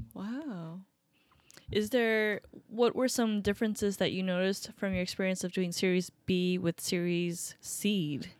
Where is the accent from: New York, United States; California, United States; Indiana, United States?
New York, United States; Upstate; moved away as an adult; now in Seattle, United States; Upstate New York.